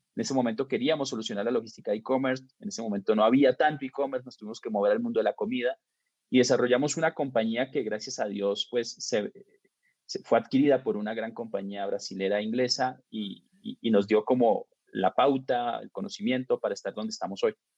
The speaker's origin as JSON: {"language": "Spanish", "town": "Bucaramanga", "region": "Santander", "country": "Colombia", "tie": "born or raised there", "moved": "as an adult", "lives_now": "Mexico", "said": "soy colombiano y pues nací en Colombia, en una ciudad chica que se llama Bucaramanga"}